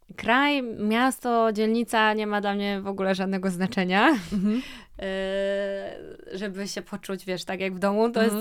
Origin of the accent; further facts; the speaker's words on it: Łódź, Łódź Voivodeship, Poland; wychowałam się w takim domu mhm. e, w centrum miasta w Łodzi